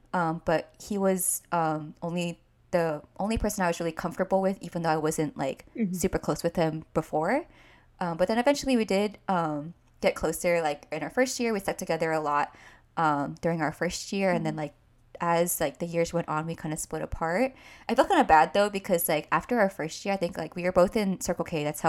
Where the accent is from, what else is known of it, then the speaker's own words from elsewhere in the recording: California, United States; especially because I was from NorCal, or am from NorCal.